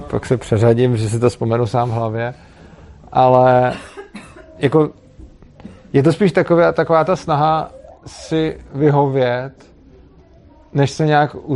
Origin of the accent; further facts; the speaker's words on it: Prague, Czechia; tak já jsem tam, protože jsem byl z Prahy, tak jsem si to domluvil tak, že jsem tam přijel na několik dní